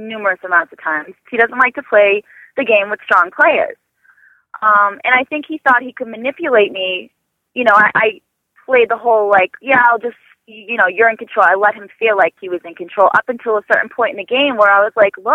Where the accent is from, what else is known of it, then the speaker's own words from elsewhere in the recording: Boston, Massachusetts, United States; I'm from Boston